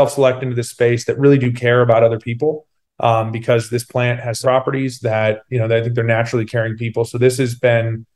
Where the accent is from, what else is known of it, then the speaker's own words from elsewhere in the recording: Sacramento, California, United States; my hometown of Sacramento